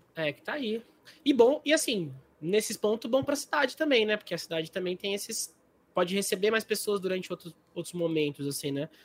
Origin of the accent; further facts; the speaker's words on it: Águas de São Pedro, São Paulo, Brazil; a gente é de, São, a gente é de, de Águas, né? São Pedro